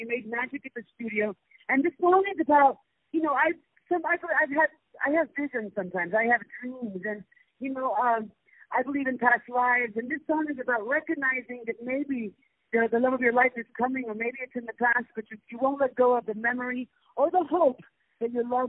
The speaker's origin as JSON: {"language": "English", "town": "Acapulco", "region": "Guerrero", "country": "Mexico", "tie": "born or raised there", "also_born_or_lived": "Los Angeles, United States", "said": "Well, I was born in Los Angeles, raised in Acapulco, Mexico. My mother was a jazz singer"}